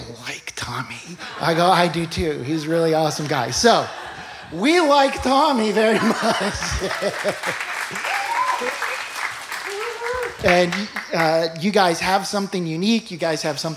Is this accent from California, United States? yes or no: yes; Los Angeles, California, United States; I grew up in Westwood. This is a homecoming.